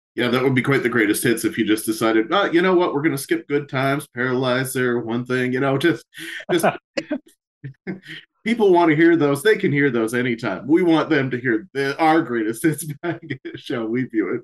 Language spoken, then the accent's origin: English; Canada; We being Canadian ourselves